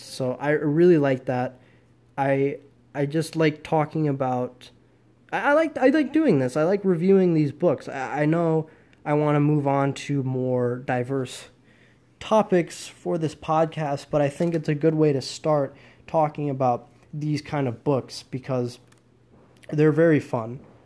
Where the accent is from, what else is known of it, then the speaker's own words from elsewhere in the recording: United States; I'm an American